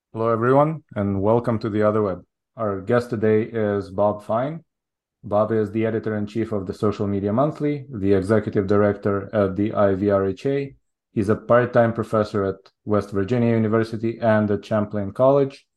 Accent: Israel; moved away as an adult; also born or lived in Soviet Union / Japan; now in United States; I was born in the Soviet Union. I moved to Israel when I was six. So I grew up in Israel all the way through college.

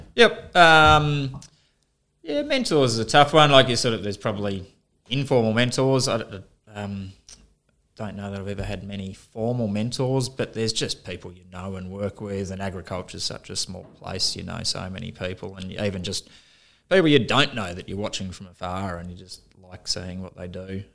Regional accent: Melbourne, Victoria, Australia; moved away as an adult; I grew up in Melbourne, on the outskirts of Melbourne.

